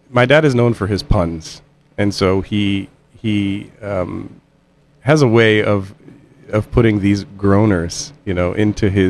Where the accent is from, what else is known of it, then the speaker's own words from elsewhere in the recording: Midwest, United States; I grew up in the Midwest.